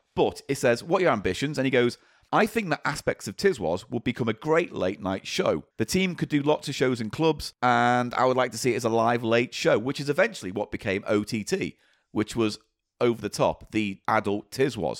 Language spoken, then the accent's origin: English; Granada region, North West England, United Kingdom; I wasn't exposed to it growing up in the Grenada region.